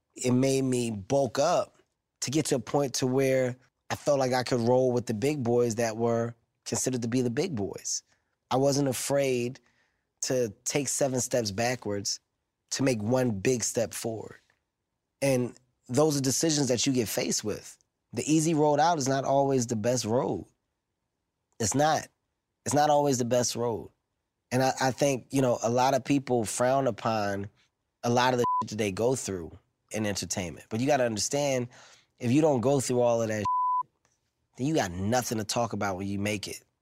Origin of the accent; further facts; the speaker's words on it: Philadelphia, Pennsylvania, United States; I'm from Philadelphia, 15th and Erie to be exact